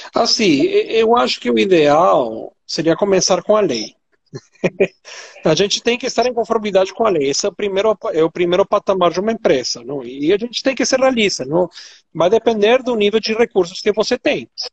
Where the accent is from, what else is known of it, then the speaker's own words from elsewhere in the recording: Venezuela; accent: Venezuelan; Portuguese is a second language; now in Brazil; meu sotaque venezuelano